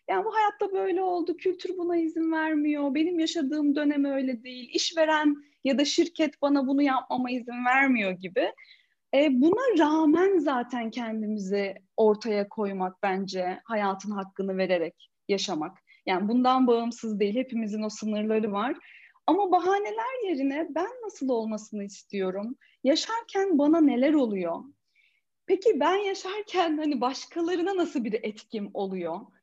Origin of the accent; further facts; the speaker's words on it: Ordu, Turkey; moved away as an adult; ben Ordu'da doğdum, 18 yaşına kadar oradaydım.